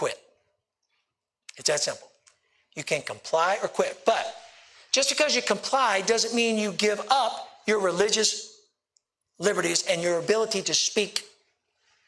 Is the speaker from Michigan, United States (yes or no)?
no; Richmond, Virginia, United States; I'm from the Richmond area